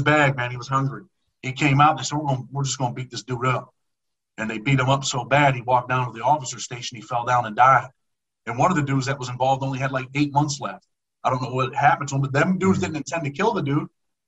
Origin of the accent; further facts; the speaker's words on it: New York, United States; I'm from New York